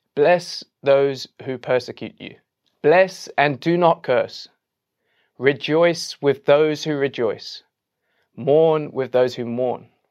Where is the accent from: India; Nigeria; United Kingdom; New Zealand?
United Kingdom; England; as an Englishman